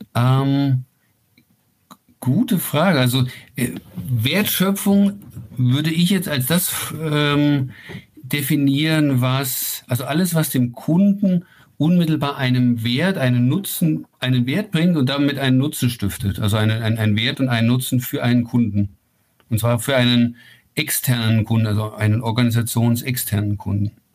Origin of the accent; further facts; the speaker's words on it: Ilmenau, Thuringia, Germany; now in near Rosenheim, Germany; gebürtig komme ich aus Thüringen, das ist ja ganz in deiner Nähe da, äh, aus, aus Ilmenau